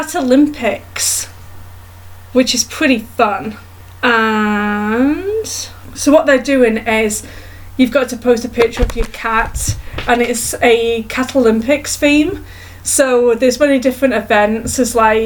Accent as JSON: {"language": "English", "town": "Edmonton", "region": "Alberta", "country": "Canada", "tie": "born or raised there", "said": "there was an event in my hometown in Canada called Pets in the Park."}